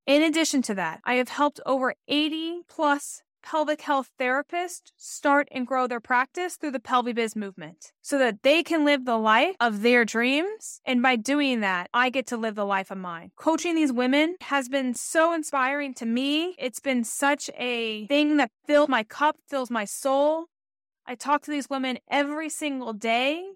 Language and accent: English; Atlanta, Georgia, United States; moved away as an adult; also born or lived in Rochester, New York; I'm from Atlanta, Georgia, where the sun shines, hot Atlanta, what they call it.